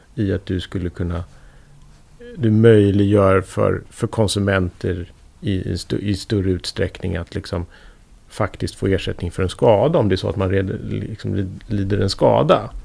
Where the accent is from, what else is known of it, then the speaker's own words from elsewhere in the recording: Sweden; Som svensk